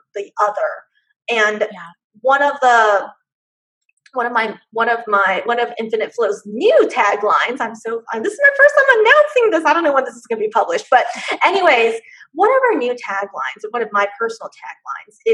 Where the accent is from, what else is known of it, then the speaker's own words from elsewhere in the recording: Irvine, California, United States; I grew up in Orange County, California, specifically in Irvine during the 80s and 90s.